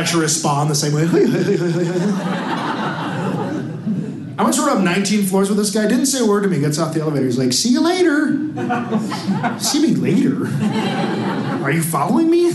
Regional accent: Milwaukee, Wisconsin, United States; I'm from Milwaukee

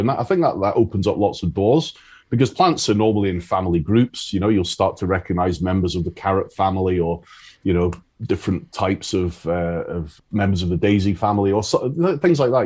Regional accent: Isle of Arran, Scotland, United Kingdom; now in Galloway, United Kingdom; I grew up on the Isle of Arran, and uh, that's where I started

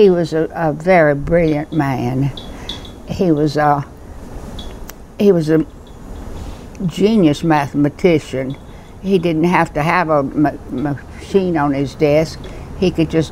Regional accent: Albany, Georgia, United States; I was born in Albany, Georgia, in 1304 Dawson Road

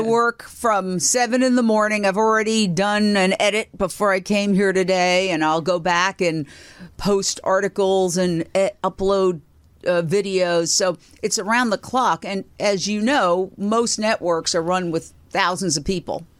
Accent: New York, United States; moved away as an adult; also born or lived in Fort Myers, Florida / Minneapolis / Philadelphia; my hometown, New York, which was great. W C B S T V was literally on the block I grew up

